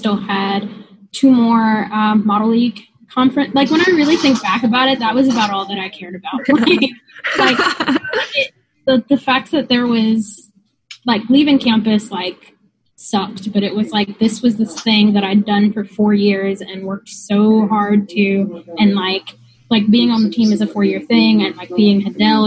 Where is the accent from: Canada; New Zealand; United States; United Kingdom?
United States; Columbia, South Carolina; I'm from, I guess we'll say, Columbia, South Carolina